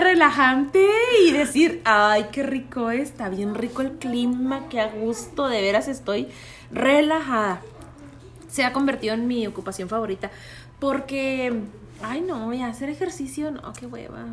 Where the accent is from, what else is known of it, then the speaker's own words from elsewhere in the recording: Mexico; soy de México